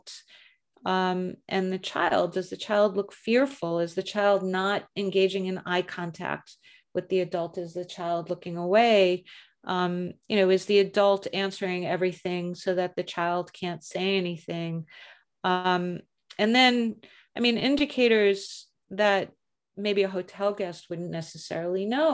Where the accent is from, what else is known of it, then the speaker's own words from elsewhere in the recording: United States; accent: American; my American accent